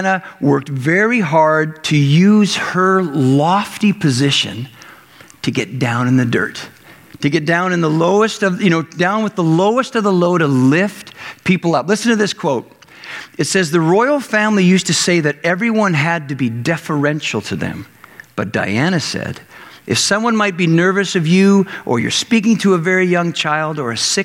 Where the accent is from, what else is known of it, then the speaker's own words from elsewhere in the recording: Canada; growing up in Canada